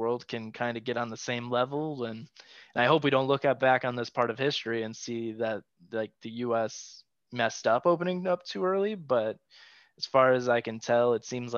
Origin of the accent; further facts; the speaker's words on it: Midwest, United States; now in Las Vegas, United States; growing up in the Midwest